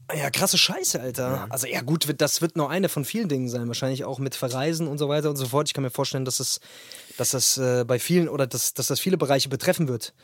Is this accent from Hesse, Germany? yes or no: yes; Wetterau, Hesse, Germany; Ich bin ja ursprünglich aus der Wetterau, hier in Hessen